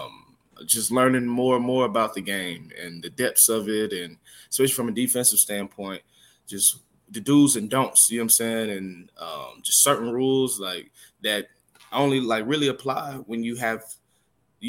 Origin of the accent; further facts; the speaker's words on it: Smyrna, Georgia, United States; moved away as an adult; also born or lived in Atlanta, Georgia / Beijing, China; growing up in Georgia